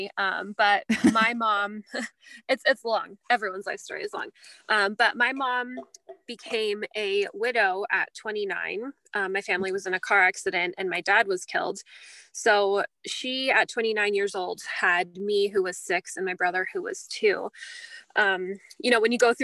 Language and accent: English; California, United States; moved away as an adult; now in Canada; I'm actually American. And we met in California, which is where I'm from